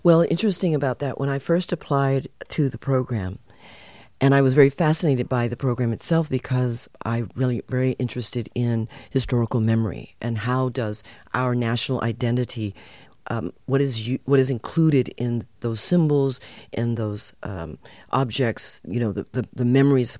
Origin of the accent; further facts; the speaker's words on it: United States; moved away as an adult; also born or lived in California; now in Netherlands; I was born in the U.S., my parents and my ancestors come from Suriname